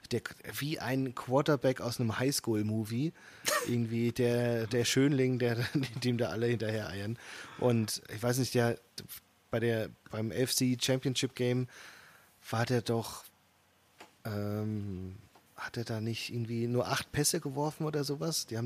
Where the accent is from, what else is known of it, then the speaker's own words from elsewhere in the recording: North Rhine-Westphalia, Germany; ich als Westfale